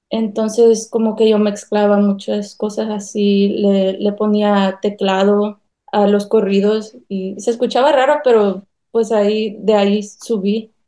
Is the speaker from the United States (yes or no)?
yes; North Carolina, United States; also born or lived in South Korea; Yo nací en Carolina del Norte, ah, toda mi vida aquí la he pasado. Mis padres son veracruzanos